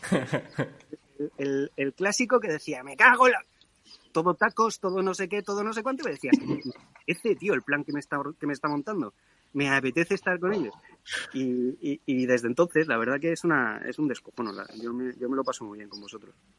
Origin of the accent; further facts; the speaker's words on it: Spain; yo sigo siendo español